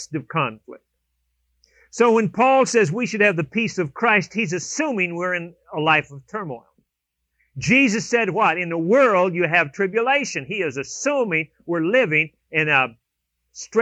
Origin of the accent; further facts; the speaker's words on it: California, United States; moved away; I was down in California visiting my sister, and we grew up in California.